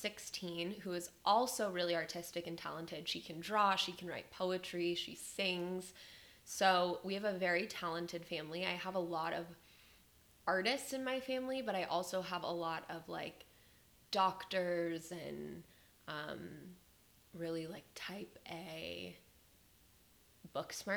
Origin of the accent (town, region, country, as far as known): Las Vegas, Nevada, United States; born or raised there; moved away as an adult; now in Austin, United States